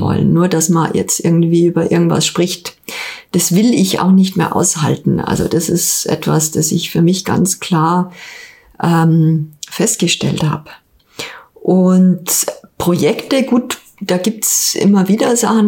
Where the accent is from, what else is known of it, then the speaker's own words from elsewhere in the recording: Ingolstadt, Bavaria, Germany; also born or lived in Hamburg; also erstmal bin ich in Ingolstadt geboren, Jahrgang 71, ähm, im alten Stadtkrankenhaus. Und ich habe äh, die meiste Zeit meines Lebens in Ingolstadt verbracht